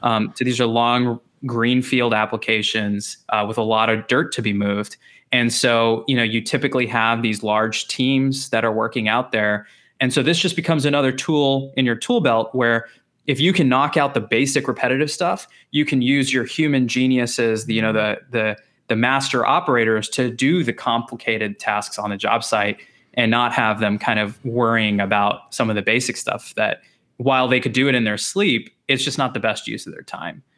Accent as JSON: {"language": "English", "region": "Texas", "country": "United States", "tie": "born or raised there", "also_born_or_lived": "Chicago", "said": "I grew up in Texas."}